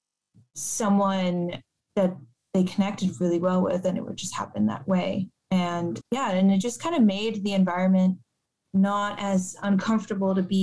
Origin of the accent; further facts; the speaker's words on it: Miami, Florida, United States; now in Portland, United States; when I was growing up in Miami